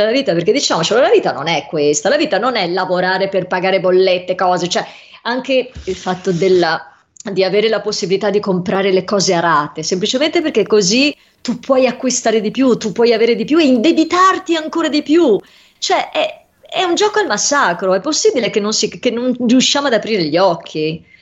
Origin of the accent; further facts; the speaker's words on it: Venice, Veneto, Italy; io non credo di essere vabbè, a parte io sono veneziana, però voglio dire, Roma e guai chi l'Italia